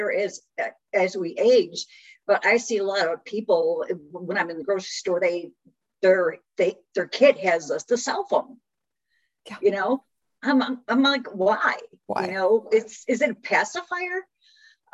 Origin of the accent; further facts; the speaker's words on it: Chicago, Illinois, United States; moved away as an adult; also born or lived in West Tennessee; now in Tennessee, United States; I'm originally from Chicago, moved to West Tennessee.